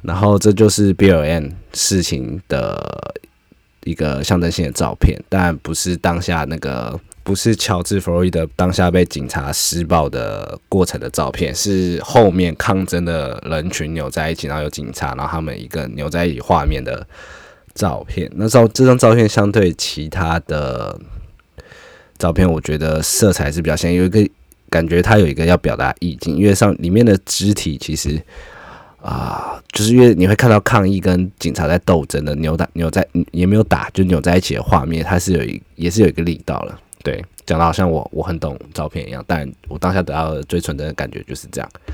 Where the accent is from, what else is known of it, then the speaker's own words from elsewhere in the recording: Taiwan; 我们台湾人啊，我自己是觉得我们很少在枪械身旁长大